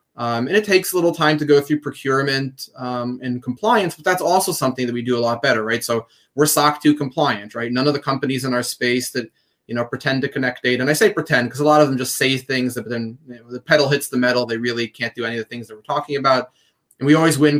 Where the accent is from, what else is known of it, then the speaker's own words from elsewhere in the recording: Jerusalem, Jerusalem District, Israel; moved away as an adult; we grew up in Jerusalem, um, and as teenagers, we started our first company